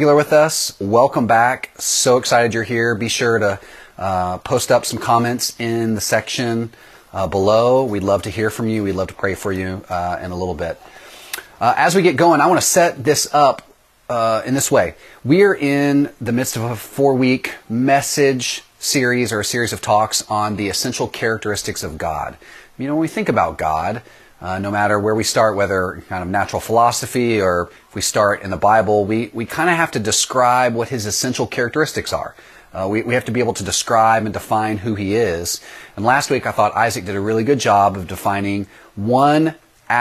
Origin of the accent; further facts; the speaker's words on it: East Texas, United States; we lived in a small town in East Texas that did not have a CC's pizza. We were not that sophisticated yet in my hometown